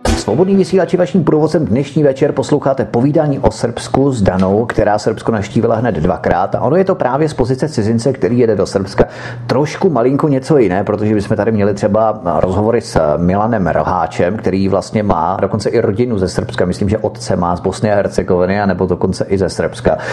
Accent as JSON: {"language": "Czech", "country": "Czechia", "said": "jsem tady z České republiky"}